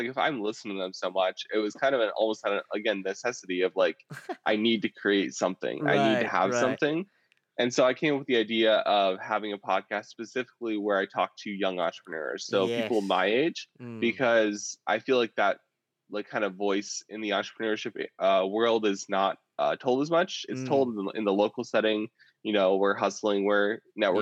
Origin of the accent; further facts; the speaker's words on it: Indiana, United States; I came back in August to my hometown of Indiana